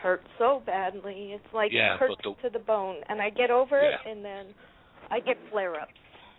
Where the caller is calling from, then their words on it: California, United States; I'm from California.